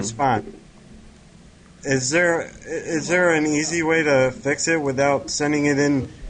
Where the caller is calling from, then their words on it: Maryland, United States; It's … from Maryland.